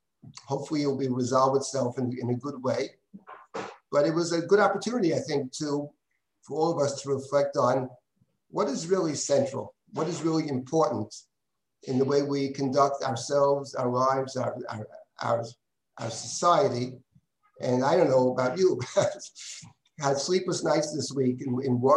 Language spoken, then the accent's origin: English; New York, United States; I was born here in the United States. My parents were born in the United States. My grandmother came in 1884. New Yorkers all the way